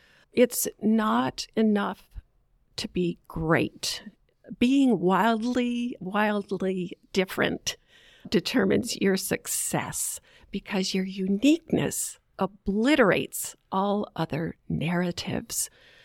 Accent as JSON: {"language": "English", "region": "Southern United States", "country": "United States", "said": "they asked me where I was from and so forth. And I told them I was from the South."}